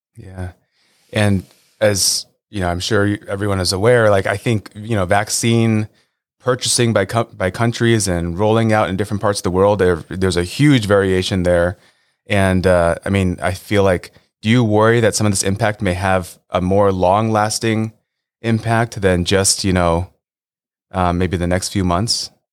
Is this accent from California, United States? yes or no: yes; Los Angeles, California, United States; I grew up in Los Angeles as a diehard Lakers fan.